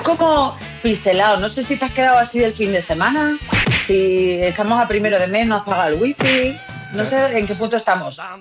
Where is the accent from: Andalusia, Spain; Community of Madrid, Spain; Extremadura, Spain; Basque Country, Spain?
Andalusia, Spain; San Fernando; yo soy de San Fernando, ¿eh? San Fernando, Cádiz